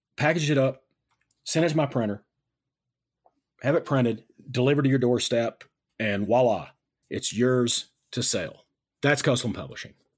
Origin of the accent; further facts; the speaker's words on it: United States; I'm an American.